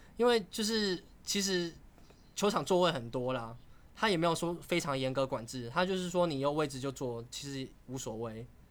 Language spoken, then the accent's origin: Chinese; Taiwan; 我来自台湾